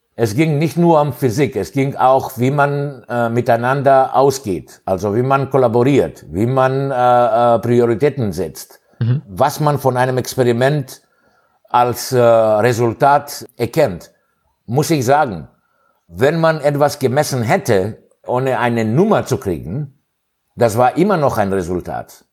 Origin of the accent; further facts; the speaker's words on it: Greece; German is a second language; moved away as an adult; also born or lived in Hannover, Germany / Thessaloniki, Greece / Cologne, Germany; ich bin äh, in Griechenland aufgewachsen